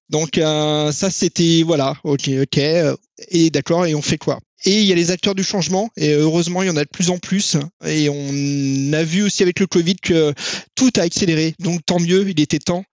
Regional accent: France; On est français

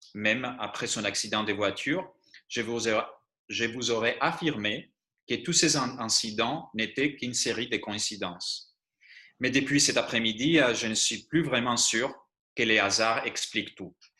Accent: Greece; born or raised there; first language Greek; French is a second language; moved away as an adult; now in France

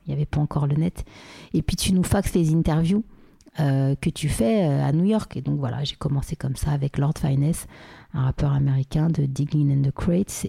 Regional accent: Paris, Île-de-France, France; je suis née à, Paris. j'ai grandi à Paris 16e, à côté du Trocadéro

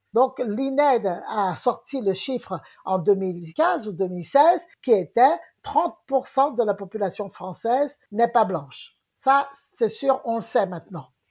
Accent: Guadeloupe; Moi, je suis de la Guadeloupe

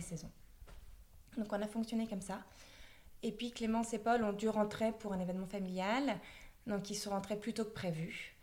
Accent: the Nord, Hauts-de-France, France; je suis originaire du Nord. J'ai fait mes études dans le Nord.

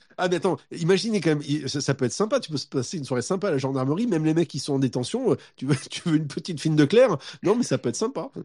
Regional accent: Montpellier, Occitania, France; je viens de Montpellier

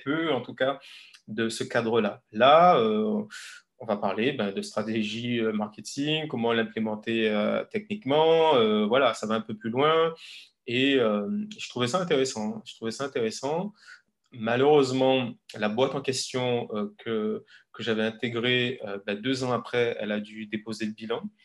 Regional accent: Guadeloupe; moved away as an adult; also born or lived in Paris / Lille; j'ai grandi en Guadeloupe. J'ai eu euh, voilà, mon, bac en Guadeloupe.

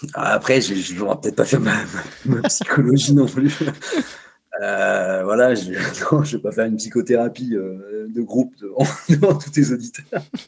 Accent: Savoie, Auvergne-Rhône-Alpes, France; now in Chambéry, France; Savoyard depuis toujours, j'ai grandi en Savoie dans une petite une petite bourgade plutôt rurale

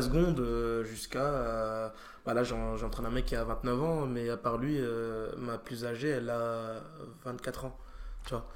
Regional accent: France; moi je suis, français

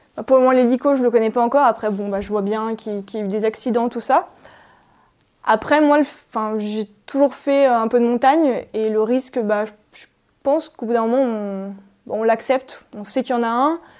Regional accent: Maurienne, Auvergne-Rhône-Alpes, France; Je viens de Maurienne, à euh, Albi-Moron, c'est une petite station euh, à 1600 mètres

